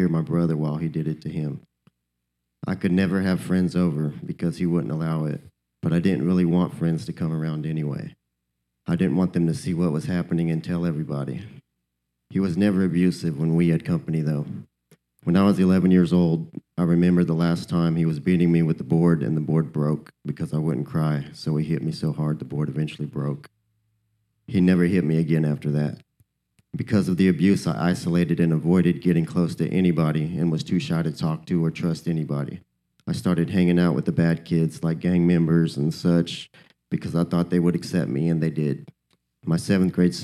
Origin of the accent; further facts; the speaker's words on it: Wichita, Kansas, United States; I'm from Wichita, Kansas